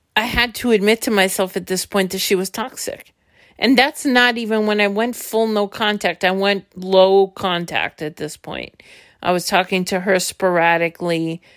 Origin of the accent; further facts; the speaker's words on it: New York City, New York, United States; also born or lived in Brooklyn, New York; I was born in Brooklyn, and when I was three months old, there was a decision made to move to Queens